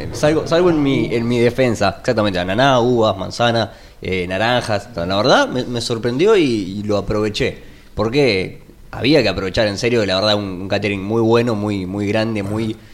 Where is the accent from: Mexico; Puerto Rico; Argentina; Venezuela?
Argentina; nosotros como argentinos